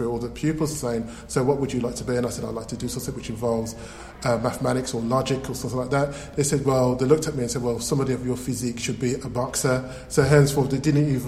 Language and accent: English; Birmingham, West Midlands, United Kingdom; accent: Birmingham; I'm from Birmingham. I, as you can say, I have a Birmingham accent.